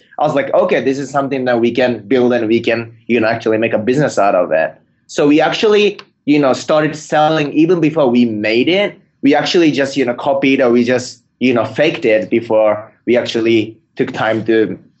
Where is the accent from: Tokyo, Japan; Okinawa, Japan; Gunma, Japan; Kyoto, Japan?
Tokyo, Japan; moved away as an adult; now in San Francisco, United States; I'm originally from Tokyo. I came to San Francisco to start a company 2 years ago. And I got into Y Combinator as the first Japanese entrepreneur in YC.